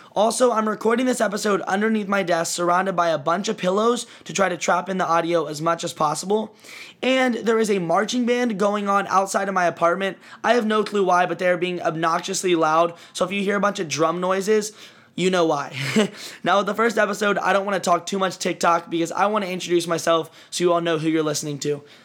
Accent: Lexington, Kentucky, United States; moved away as an adult; now in Los Angeles, United States; I am from Lexington, Kentucky, but I moved to Los Angeles, California one year ago in October two thousand eighteen

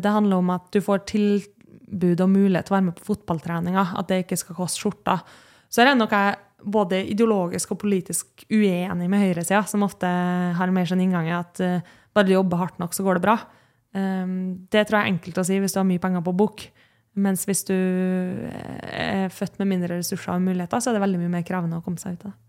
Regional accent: Kristiansund, Møre og Romsdal, Norway; now in Oslo, Norway; er jeg jo fra Kristiansund

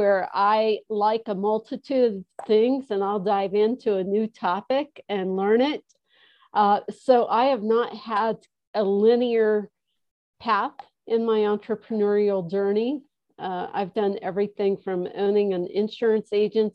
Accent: Midwest, United States; moved away; also born or lived in Chicago / Colorado; I grew up in the Midwest

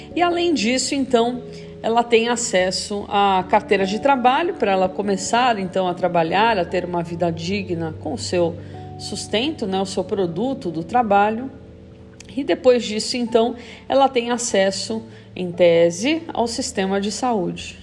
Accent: Brazil

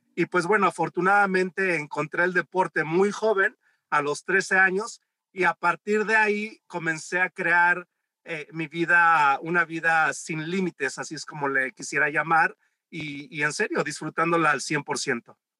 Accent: Mexico City, Mexico; yo crecí en la Ciudad de México

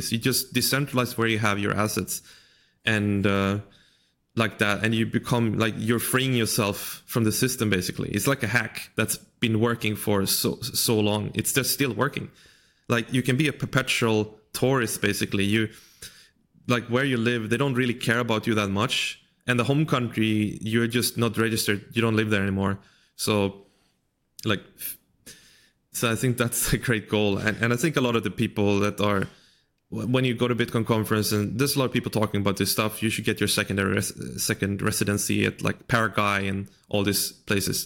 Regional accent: Sweden; moved away as an adult; also born or lived in China; I grew up in Sweden

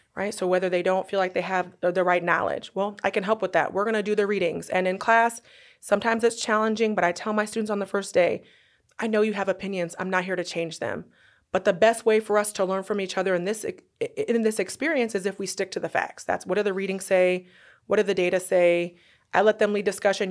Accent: Northern California, United States; moved away as an adult; also born or lived in Durham, North Carolina; now in Oklahoma City, United States; I'm from Northern California

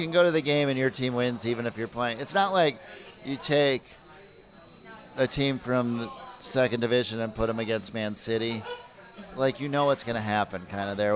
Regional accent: Minnesota, United States; now in New York, United States; I grew up in Minnesota

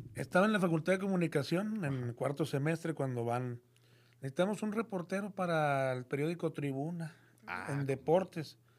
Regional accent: Monterrey, Nuevo León, Mexico; soy de Monterrey, aquí nací en el 70. Y pues de aquí he nacido, aquí he vivido, aquí he nacido, aquí nací, aquí he vivido toda mi vida

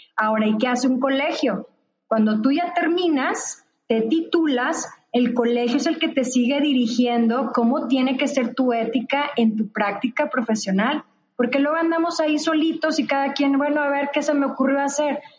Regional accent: northern Mexico, Mexico; also born or lived in Nuevo León; soy del norte

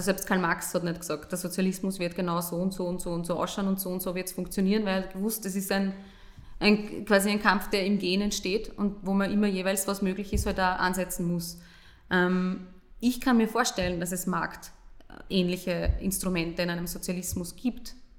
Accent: Burgenland, Austria; ich komme aus dem Burgenland

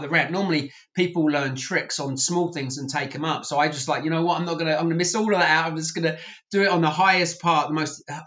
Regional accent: England, United Kingdom; now in United States; I was from England

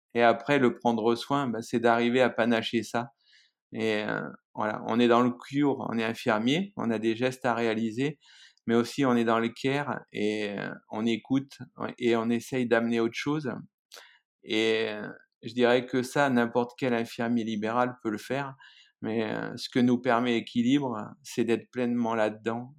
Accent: Creuse, Nouvelle-Aquitaine, France; moved away; also born or lived in Lozère; je suis né dans la Creuse, en plein centre de la France

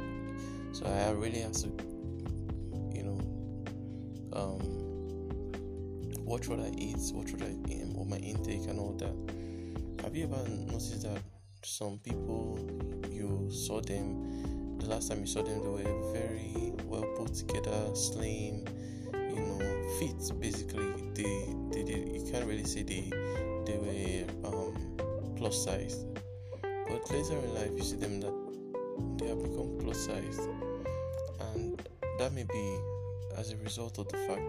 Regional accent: Nigeria; I'm speaking as a Nigerian.

